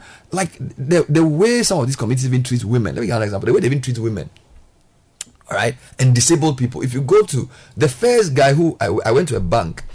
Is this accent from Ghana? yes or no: yes; Ghana; I was the only Ghanaian. That's where I understood what it means to be an African. Because I was the only Ghanaian